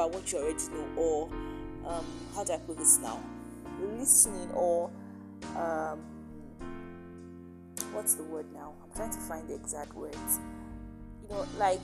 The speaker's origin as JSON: {"language": "English", "country": "Nigeria", "said": "It's like how we have our reunions here in Nigeria. I'm a Nigerian"}